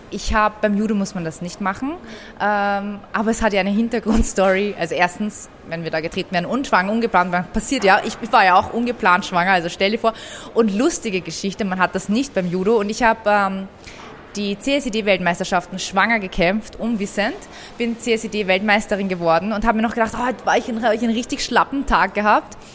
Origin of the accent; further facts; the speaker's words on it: Austria; dort wird man nicht als ähm, Österreicher akzeptiert und im Iran wirst du nie als äh, Iraner akzeptiert, weil du hast ja diesen europäischen Akzent und bist ja aus Europa